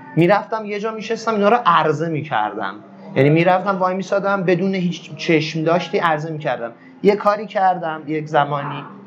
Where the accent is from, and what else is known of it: Iran